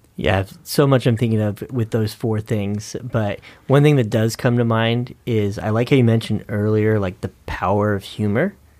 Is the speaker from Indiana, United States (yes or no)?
no; Northern California, United States; I grew up in Northern California